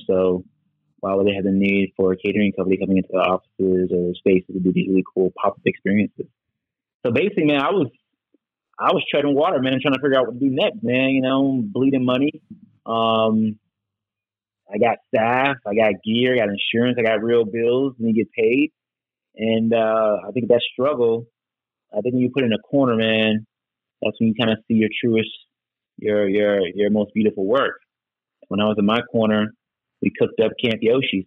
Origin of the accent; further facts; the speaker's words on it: Charlotte, North Carolina, United States; moved away as an adult; also born or lived in Washington, D.C. / New York City; I grew up in Charlotte, but obviously as a kid, I went outside and camped a lot.